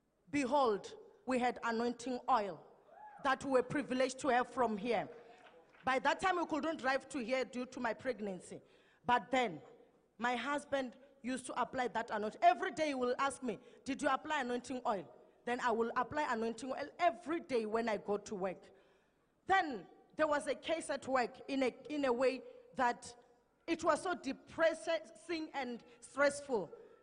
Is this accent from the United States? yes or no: no; Mpumalanga, South Africa; now in Pretoria, South Africa; We are from Mpumalanga, and then we will come to the service here at ECG, driving from Pretoria.